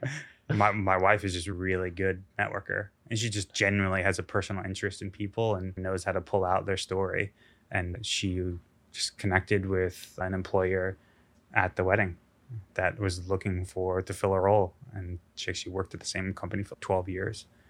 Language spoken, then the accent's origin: English; United States; being an American